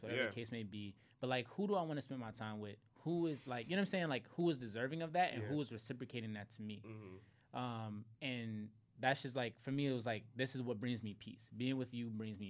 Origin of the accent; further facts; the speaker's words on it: Philadelphia, Pennsylvania, United States; growing up in Philly